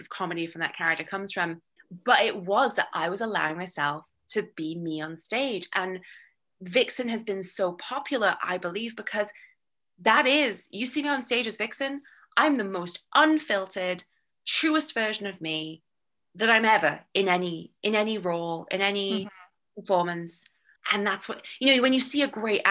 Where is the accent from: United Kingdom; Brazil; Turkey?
United Kingdom; moved away as an adult; now in Los Angeles, United States; I'm already British